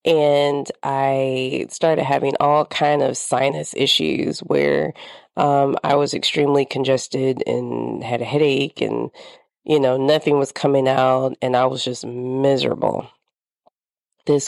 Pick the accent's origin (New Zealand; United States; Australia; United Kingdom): United States; the South; moved away; I grew up in the South, and I grew up in a spot where things are always blooming